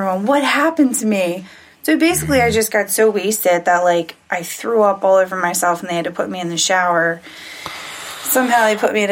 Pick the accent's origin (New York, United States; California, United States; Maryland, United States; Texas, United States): Maryland, United States; Baltimore; also born or lived in Essex, Maryland; I am from Baltimore, Maryland.